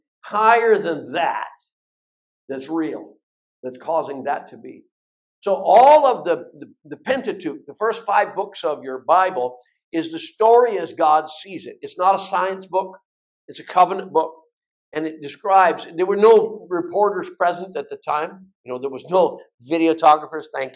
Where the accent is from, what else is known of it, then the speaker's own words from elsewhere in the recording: Bellingham, Washington, United States; I'm from Bellingham.